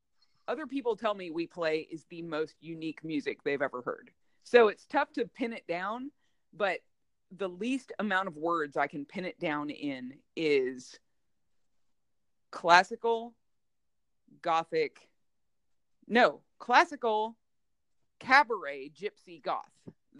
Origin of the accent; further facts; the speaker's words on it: Jacksonville, Florida, United States; also born or lived in New Jersey; So before I was in Alabama, I did most of my growing up in Jacksonville, Florida, but I was born in New Jersey. I'm a Jersey girl.